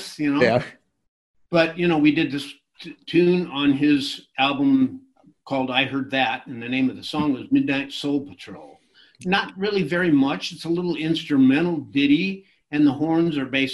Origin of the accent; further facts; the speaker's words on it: small town in Illinois, United States; moved away as an adult; also born or lived in Indiana / Hawaii; now in Los Angeles, United States; I am, from small town in Illinois, and then went to Indiana University. And so, yeah, my roots are back there.